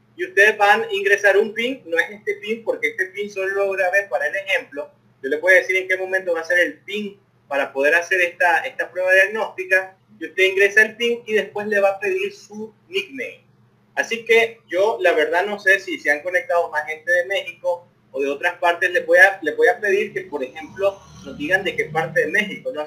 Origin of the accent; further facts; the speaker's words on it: León, Nicaragua; los que somos de la ciudad de León